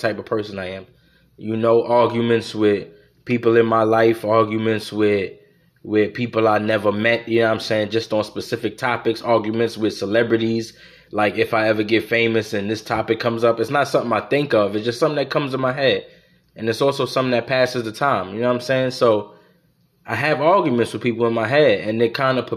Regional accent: United States; I'm an American

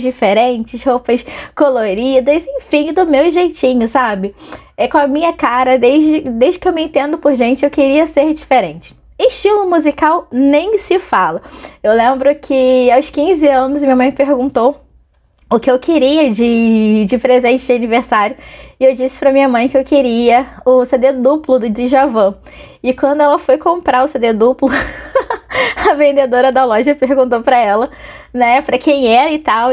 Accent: Angra dos Reis, Rio de Janeiro, Brazil; also born or lived in Niterói; eu nasci no Rio e com os três aninhos de idade me mudei para Angra dos Reis, Costa Verde do Rio de Janeiro. E todas as minhas melhores e maiores lembranças são de lá

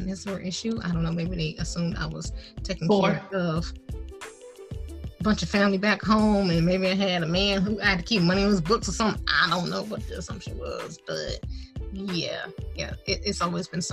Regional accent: Detroit, Michigan, United States; moved away as an adult; also born or lived in Indiana; I'm from Michigan

